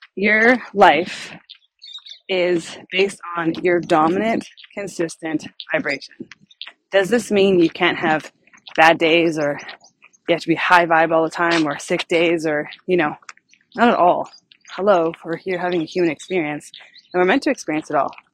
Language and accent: English; Canada; I'm from Canada